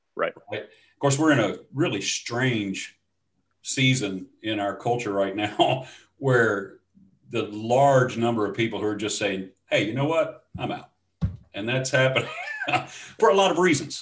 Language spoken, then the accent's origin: English; Shreveport, Louisiana, United States; moved away as an adult; also born or lived in Dallas Fort Worth; now in East Texas, United States; I'm from Shreveport, Louisiana. That's where I was raised, and so is my wife